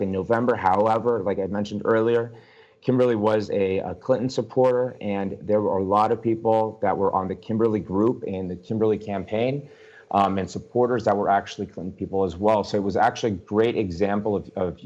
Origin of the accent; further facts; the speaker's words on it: Argentina; now in United States; I'm from Argentina.